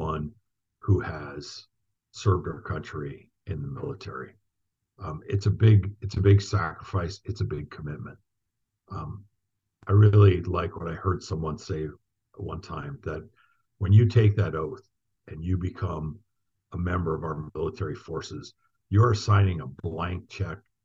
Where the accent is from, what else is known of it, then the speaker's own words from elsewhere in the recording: Northern United States, United States; also born or lived in Frankfurt; I'm from the Northern United States.